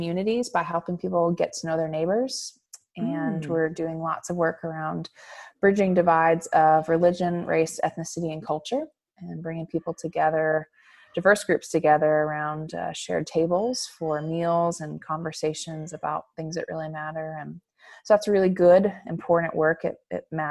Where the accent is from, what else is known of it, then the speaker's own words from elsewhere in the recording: Clearwater, Florida, United States; now in Nashville, United States; I am from Clearwater, Florida, very proudly so.